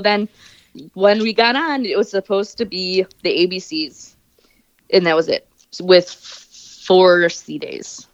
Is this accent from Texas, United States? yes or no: no; Wisconsin, United States; I'm from Wisconsin